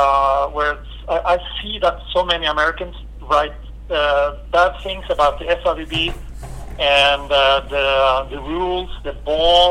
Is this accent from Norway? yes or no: yes; Norway; I'm from Norway